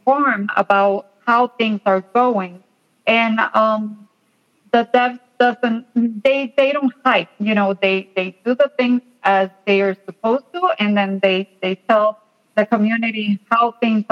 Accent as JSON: {"language": "English", "country": "Puerto Rico", "said": "I'm from Puerto Rico"}